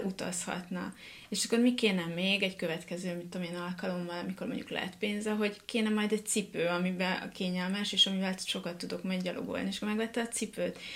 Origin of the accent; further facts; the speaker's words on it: Hungary; én pont ugyanolyan egyszerű vidéki lány vagyok, mint bárki más. Egy, aki nem pesti